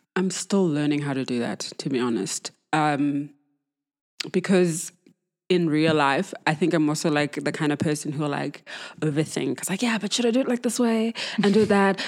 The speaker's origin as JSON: {"language": "English", "town": "Johannesburg", "region": "Gauteng", "country": "South Africa", "tie": "born or raised there", "said": "I'm from Joburg, obviously, born and bred"}